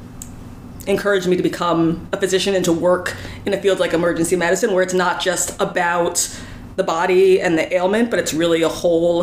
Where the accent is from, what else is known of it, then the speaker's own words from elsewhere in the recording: Northern New Jersey, United States; moved away as an adult; now in New York City, United States; I'm from Northern New Jersey originally, but I've been living in New York City for the last 18 years or so